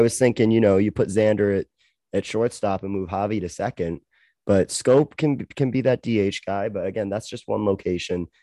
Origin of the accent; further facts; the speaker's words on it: Canada; now I have the luxury of being Canadian